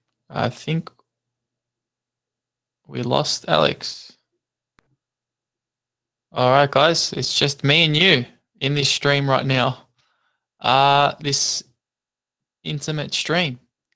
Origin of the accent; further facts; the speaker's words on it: Melbourne, Victoria, Australia; I'm from Melbourne, Australia.